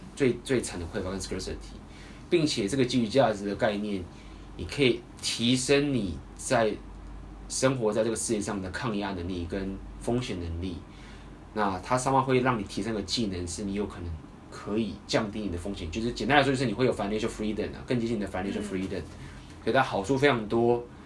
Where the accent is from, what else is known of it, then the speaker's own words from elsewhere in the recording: Taiwan; accent: Taiwanese; 台湾，我有听说台湾的口音好像在这里还是有优势的，我本来以为已经没优势了。